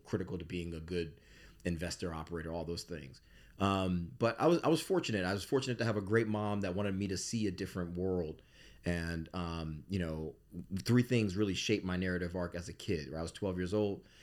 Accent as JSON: {"language": "English", "town": "Bridgeport", "region": "Connecticut", "country": "United States", "tie": "born or raised there", "said": "I grew up in Bridgeport, Connecticut in the eighties."}